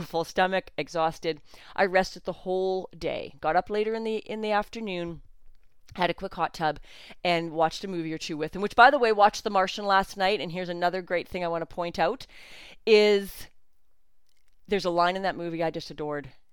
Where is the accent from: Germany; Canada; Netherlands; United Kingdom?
Canada; I'm Canadian